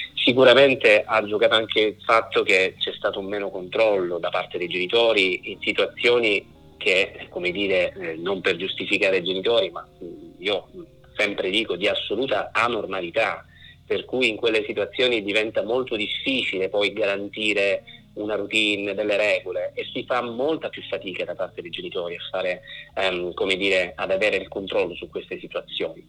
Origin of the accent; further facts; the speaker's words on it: Sicily, Italy; io sono siciliano di origine